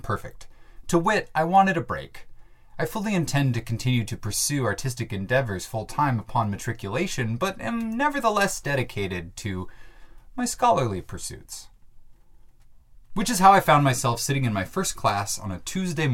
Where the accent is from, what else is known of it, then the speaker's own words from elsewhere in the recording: Bellingham, Washington, United States; my hometown of Bellingham, Washington